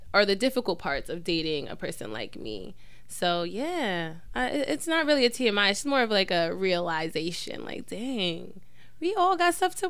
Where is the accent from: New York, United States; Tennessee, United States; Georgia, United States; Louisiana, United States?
New York, United States; New York City; we're from Queens.